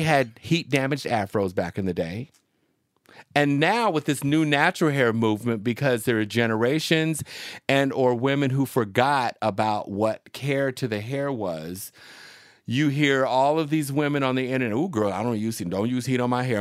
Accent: Seattle, Washington, United States; moved away; also born or lived in Arizona / San Francisco / New York; I'm from Seattle

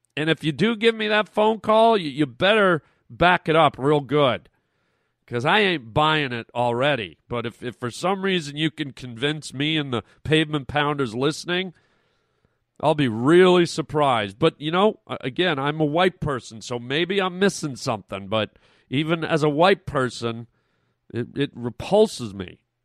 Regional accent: Canada; now in United States

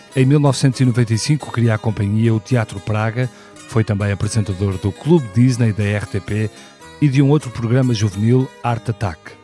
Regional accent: Porto, Porto District, Portugal; nasci no Porto em 1976

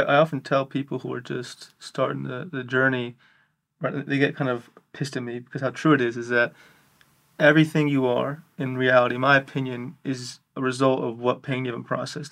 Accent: New York City, New York, United States; I'm from New York City

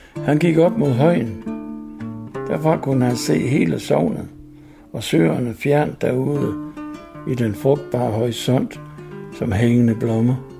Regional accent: Mors, North Denmark Region, Denmark; Jeg voksede op over på Mors

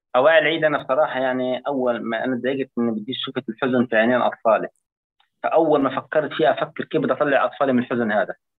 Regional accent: Palestine; واحنا من فلسطين

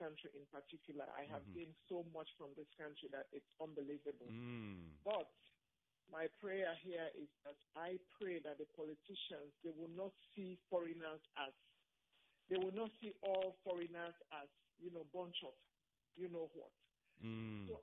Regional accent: Sierra Leone; now in United States; I'm from Sierra Leone. I'm from Sierra Leone

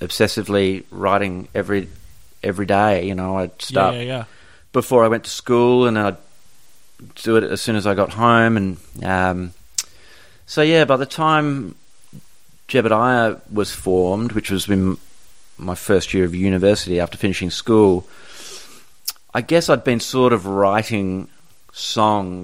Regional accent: Perth, Western Australia, Australia; I grew up in Bull Creek, and Fremantle was kind of where we would hang out

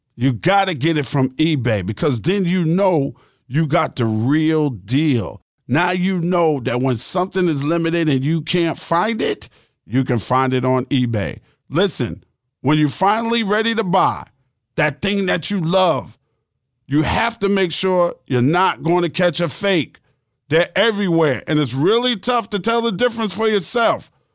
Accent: New York City, New York, United States; I'm from Jamaica Queens

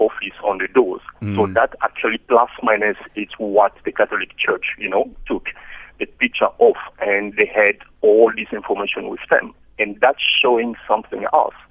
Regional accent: DR Congo; now in South Africa; in my country, I am also from Congo

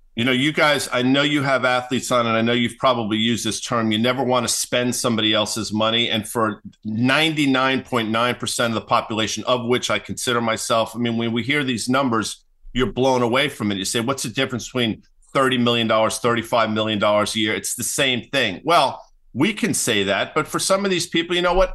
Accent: New York, United States; moved away as an adult; now in New Jersey, United States; I grew up in New York. I live in New Jersey

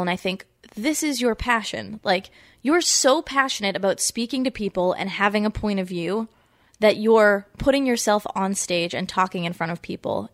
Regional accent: Foxborough, Massachusetts, United States; I'm from Massachusetts. I grew up in Foxborough, where the Patriots are

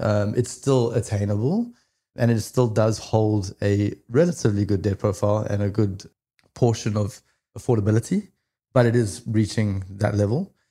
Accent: South Africa; now in Australia; I am originally from South Africa, came over to Australia in two thousand and eight

